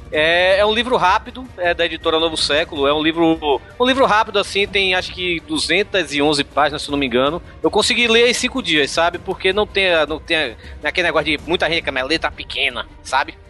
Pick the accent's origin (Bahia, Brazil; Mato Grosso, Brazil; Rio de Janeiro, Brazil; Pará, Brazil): Bahia, Brazil; Salvador; eu cresci na Bahia, né? Eu, na, eu nasci em Salvador, vivi aqui durante 25 anos